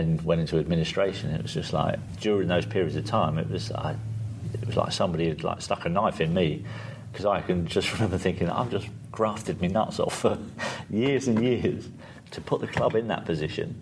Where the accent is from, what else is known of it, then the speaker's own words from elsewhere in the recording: Guernsey; I grew up on a council estate in Guernsey